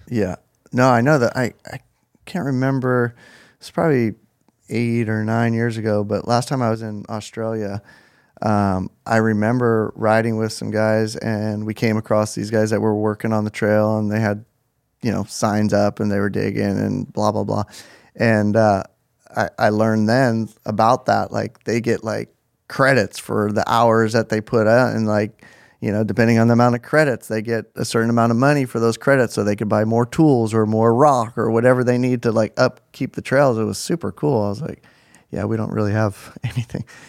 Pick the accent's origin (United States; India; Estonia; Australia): United States; Mission Viejo, California; I grew up in Mission Viejo